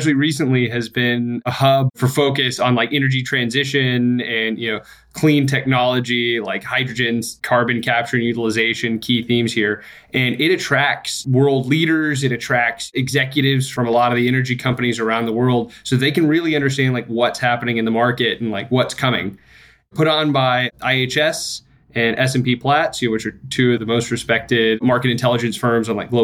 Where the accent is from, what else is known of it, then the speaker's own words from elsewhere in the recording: Midland, Texas, United States; I grew up in Midland, Texas.